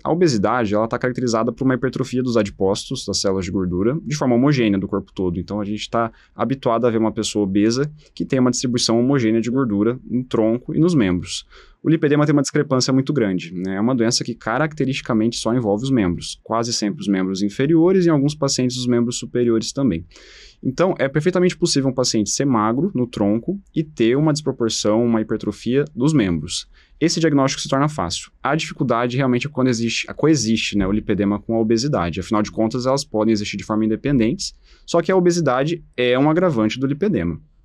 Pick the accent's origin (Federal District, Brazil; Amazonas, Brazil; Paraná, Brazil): Paraná, Brazil; moved away as an adult; also born or lived in São Paulo; Eu sou original do Paraná, eu fiz minha formação na Faculdade de Medicina da Universidade Estadual de Londrina